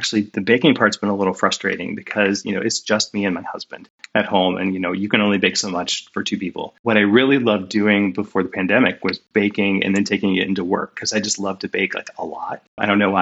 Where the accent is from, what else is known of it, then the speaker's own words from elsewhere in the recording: Northwest Ohio, United States; moved away as an adult; also born or lived in Decatur, Illinois / Seattle; I grew up in Northwest Ohio in a very rural area